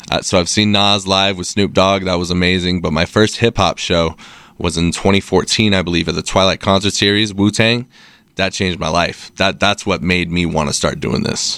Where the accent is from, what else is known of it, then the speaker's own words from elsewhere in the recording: Salt Lake City, Utah, United States; Born and raised eight oh one, shout out. Uh, moved around a little bit throughout, uh, elementary, but been here since middle school, so fifteen years now. Um, yeah, Salt Lake's my home, never leaving